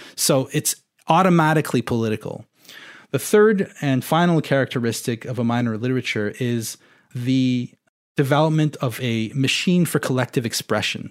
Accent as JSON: {"language": "English", "region": "Ontario", "country": "Canada", "tie": "born or raised there", "first_language": "French", "second_language": "English", "said": "I grew up in Ontario"}